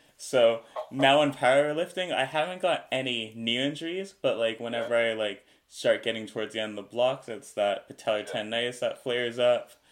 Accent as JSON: {"language": "English", "country": "Canada", "said": "as a Canadian"}